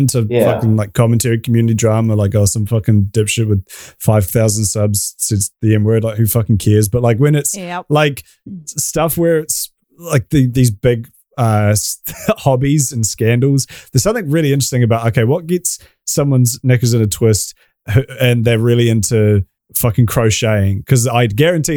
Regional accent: New Zealand; accent: New Zealand; My stupid New Zealand accent

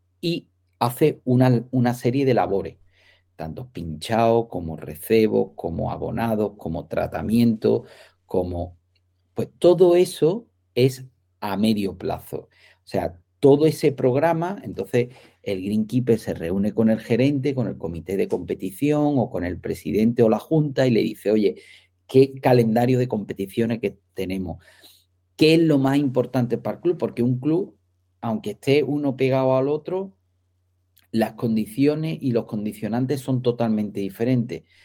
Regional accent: Marbella, Andalusia, Spain; soy de Marbella, que allí hay muchísimos campos de golf

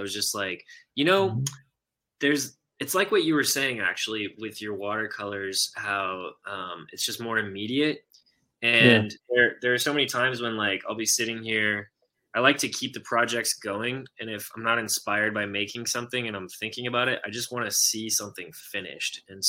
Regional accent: Houston, Texas, United States; I'm originally from Houston and I hate the Dallas sports world.

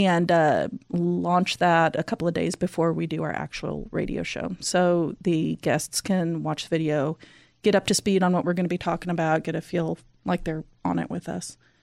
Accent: Northern California, United States; now in Texas, United States; I grew up in Northern California

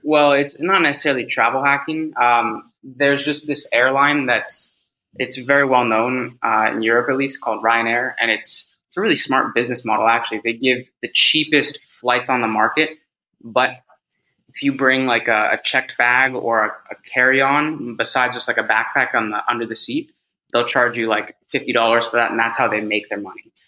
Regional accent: Bay Area, California, United States; first language English; moved away as an adult; also born or lived in Mexico; now in Madrid, Spain; I am from the Bay Area, uh, born and raised. I'm in Madrid, Spain now

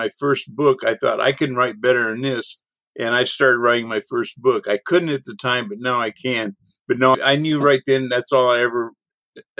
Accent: on the Gulf, East Texas, United States; East Texas where I grew up, a little north of where I grew up on the Gulf

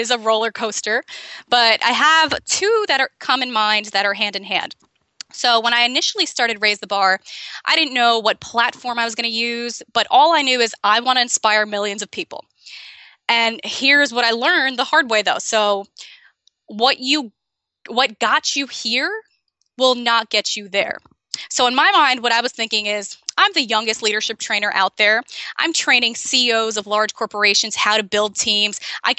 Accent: Amazon, Brazil; born there; Yeah, I was born in Brazil in the Amazon. And growing up, I moved 18 times before I was 18.

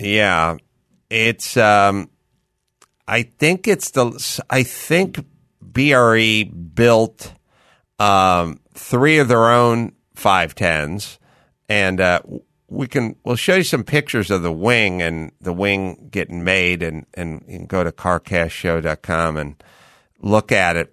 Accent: San Fernando Valley, California, United States; I grew up in the San Fernando Valley and I grew up without air conditioning

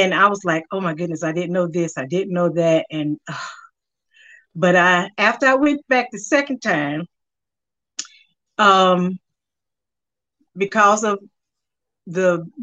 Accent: Winston-Salem, North Carolina, United States; I'm from Winston-Salem, North Carolina. Been here all my life

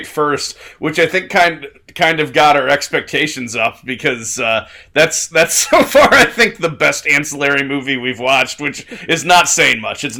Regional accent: Chesapeake Bay, United States; moved away; also born or lived in Philadelphia; I grew up in the Chesapeake Bay region, and so Fredericksburg, Maryland was not far

